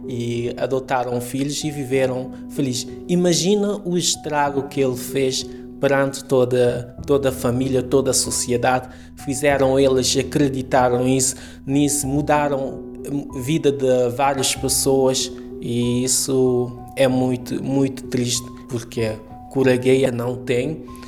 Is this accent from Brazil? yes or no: no; Cape Verde; moved away as an adult; also born or lived in Mindelo; now in Lisbon, Portugal; Sou cabo-verdiano